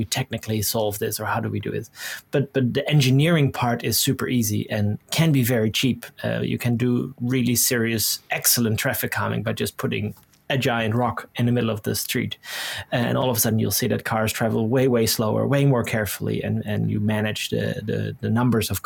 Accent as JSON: {"language": "English", "country": "Netherlands", "tie": "born or raised there", "moved": "as an adult", "said": "I was born and raised in the Netherlands, and I lived here until I was 24, I think."}